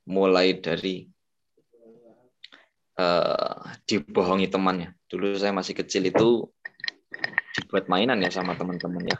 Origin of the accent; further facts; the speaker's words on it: Banyuwangi, East Java, Indonesia; Oke perkenalkan teman-teman … Saya dari Jawa Timur ya. Dari Banyuwangi tepatnya.